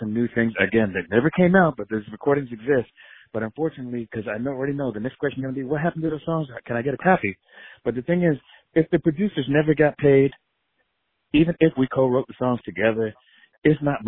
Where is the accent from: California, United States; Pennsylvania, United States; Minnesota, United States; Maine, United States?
Pennsylvania, United States; Philadelphia; I grew up in Philadelphia. Both my parents are Puerto Rican.